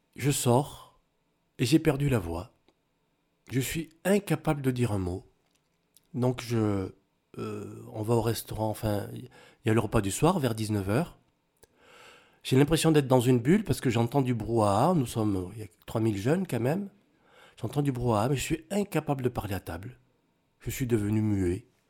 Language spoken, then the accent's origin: French; France; also born or lived in Cameroon; je suis métisse, euh, Cameroun de France.